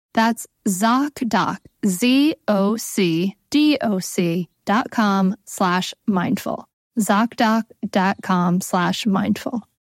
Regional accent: Rhode Island, United States; I grew up on Rhode Island

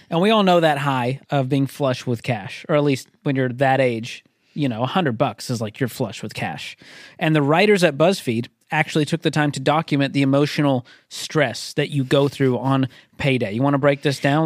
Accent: Boston, Massachusetts, United States; I'm from Boston

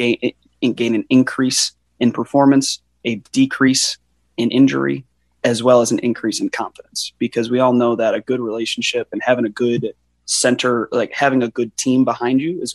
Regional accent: Illinois, United States; now in Scottsdale, United States; I grew up in Illinois, all the way through the Illinois wrestling system

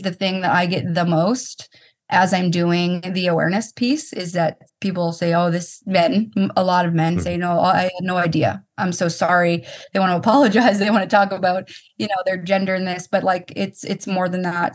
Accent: Boston, Massachusetts, United States; I'm from Boston

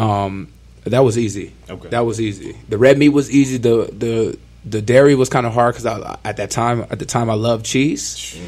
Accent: Ontario, California, United States; I'm from Southern California, uh, Ontario to be exact

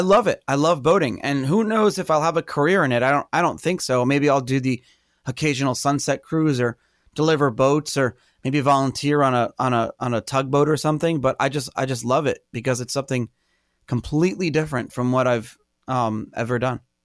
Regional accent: New York City, New York, United States; growing up in Brooklyn, not really around water

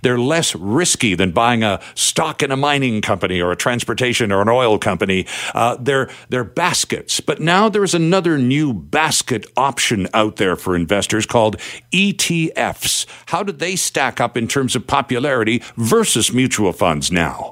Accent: Canada; we're Canadian

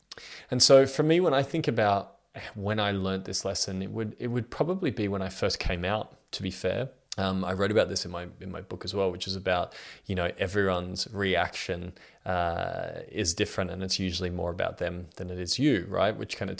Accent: Australia; I'm 32 years old and I'm from Australia.

